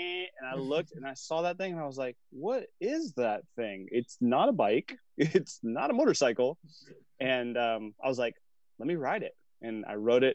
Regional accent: Sacramento, California, United States; I'm from Sacramento

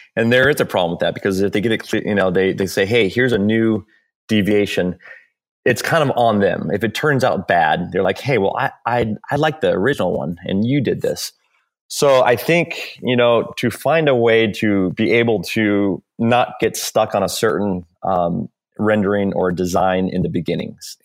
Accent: Hawaii, United States; moved away as an adult; also born or lived in California; I grew up in Hawaii, um, and I moved to California, um, when I was eighteen.

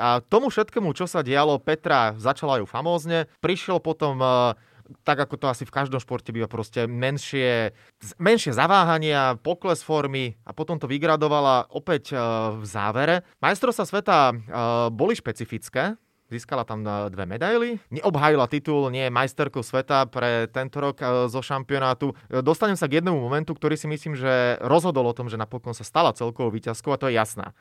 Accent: Slovakia; sme Slováci

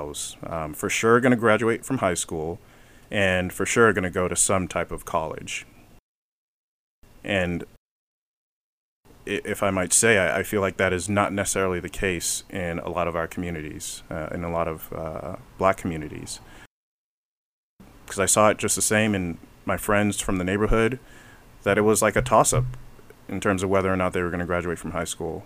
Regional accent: Los Angeles, California, United States; also born or lived in Atlanta; growing up in the Hyde Park area, I grew up, basically the main cross streets were Arlington and Van Ness, pretty darn close to Slauson and Crenshaw

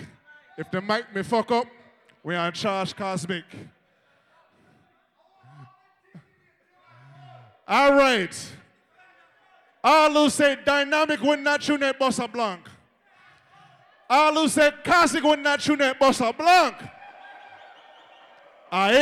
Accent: New York City, New York, United States; I come all the way from Brooklyn, New York.

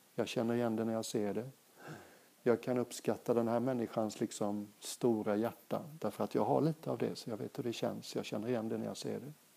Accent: Sweden; moved away as an adult; also born or lived in Thailand / England; Jag är svensk

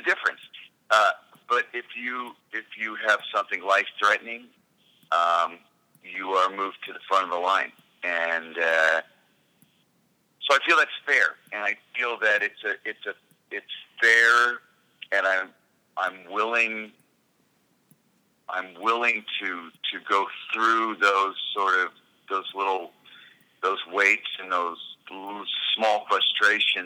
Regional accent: United States; moved away as an adult; now in Canada; I live in this beautiful little bubble up here, even as an American citizen and an expat in a sense.

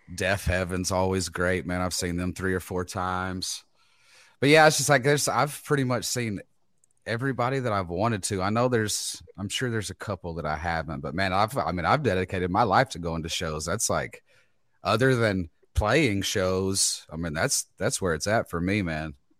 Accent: Texas, United States; I'm from Texas.

